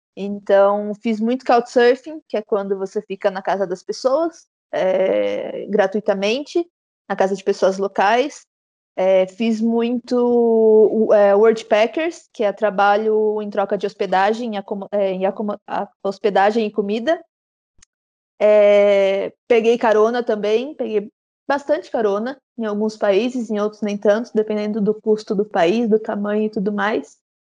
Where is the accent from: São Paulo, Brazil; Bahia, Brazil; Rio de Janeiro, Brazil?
São Paulo, Brazil; Araras; sou de Araras.